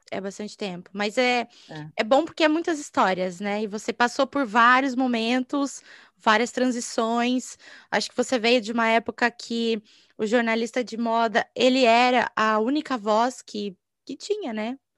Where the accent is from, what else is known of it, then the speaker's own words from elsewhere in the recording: Paraná, Brazil; Eu sou do Paraná também, mas eu não sou de Curitiba